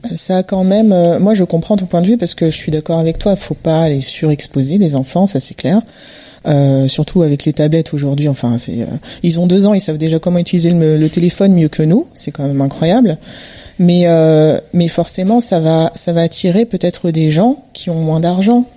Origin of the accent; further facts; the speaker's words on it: Montreuil, Île-de-France, France; je suis basée à Montreuil et bah, j'ai grandi à Montreuil